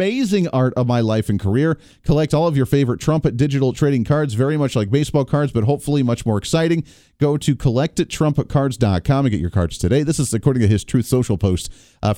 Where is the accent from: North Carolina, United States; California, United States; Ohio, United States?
Ohio, United States; Growing up in Ohio